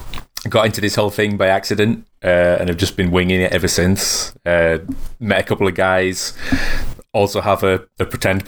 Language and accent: English; England, United Kingdom; I'm from England.